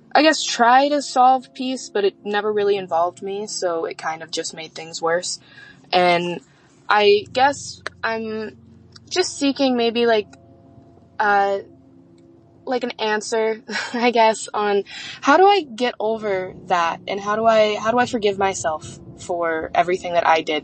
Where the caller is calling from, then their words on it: Las Vegas, Nevada, United States; I'm 24 and I'm calling from Las Vegas.